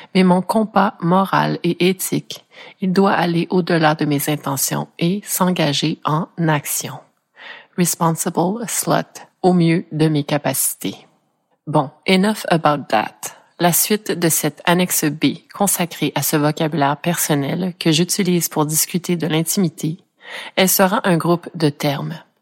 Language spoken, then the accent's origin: French; Ontario, Canada; je suis franco-ontarienne d'origine, donc née dans un coin du pays canadien qui est un parfait melting pot anglais-français